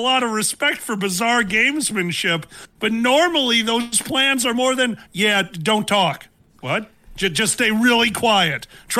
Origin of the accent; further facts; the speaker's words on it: Chicago, Illinois, United States; because I'm from Chicago.